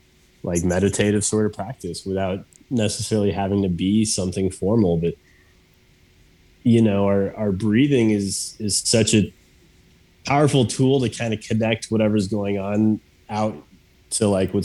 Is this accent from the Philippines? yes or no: no; Mexico City, Mexico; born there; I was born in Mexico City, which I think at one point was like the most densely populated city or something